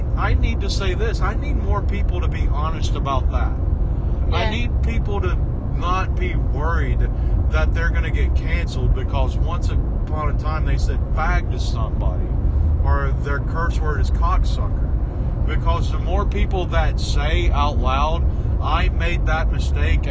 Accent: Southeast, United States; I grew up in the Southeast

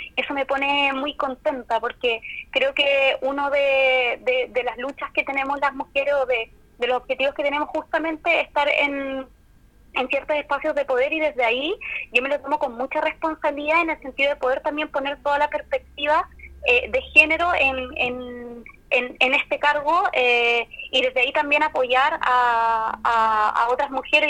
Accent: Puerto Montt, Los Lagos, Chile; also born or lived in Calbuco; yo soy nací en Calbuco, en la isla de las Aguas Azules. Eh, soy de Puerto Montt, em, actualmente vivo acá.

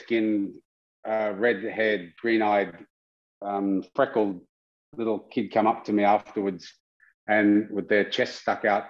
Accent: Sydney, New South Wales, Australia; I was a mixed blood Dangari boy growing up in Western Sydney

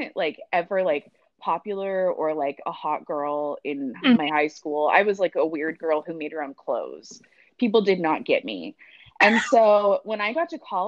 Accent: Junction City, Oregon, United States; also born or lived in Eugene, Oregon; now in Portland, United States; I grew up on a farm outside of Junction City

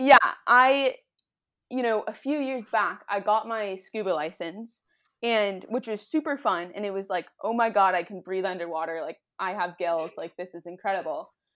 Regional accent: Southern California, United States; I grew up in Southern California near the ocean

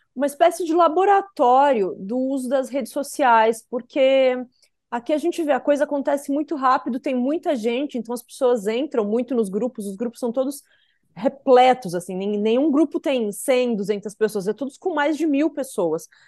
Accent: South Region, Brazil; como a gente diz lá no sul, eu sou sulista

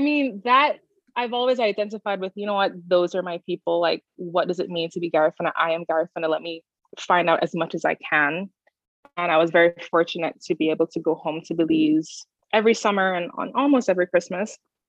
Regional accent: Jamaica; Growing up in Jamaica, especially going to high school in Jamaica and being elsewhere, at home with my parents, we had the music and my mom took very great care to make sure that I knew our history.

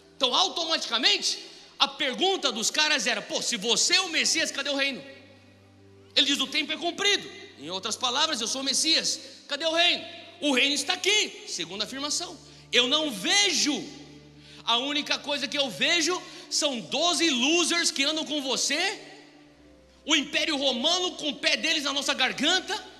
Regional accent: São Paulo, Brazil; moved away as an adult; also born or lived in United States; nascido e criado em São Paulo

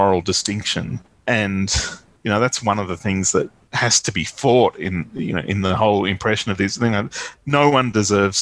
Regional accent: Australia; as an Australian

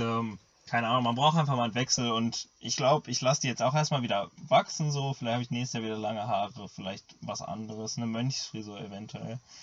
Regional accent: Germany; ich komme aus Deutschland

